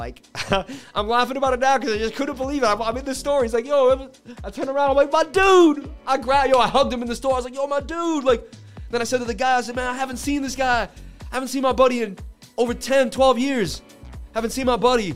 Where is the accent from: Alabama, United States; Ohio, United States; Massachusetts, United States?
Massachusetts, United States; Boston; I grew up in Boston, and when I was about 13, I met a kid in school